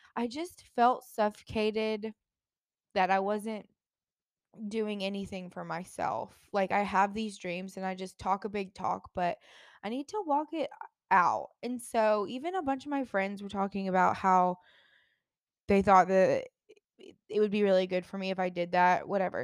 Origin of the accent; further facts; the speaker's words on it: Jacksonville, Florida, United States; moved away; I grew up in Jacksonville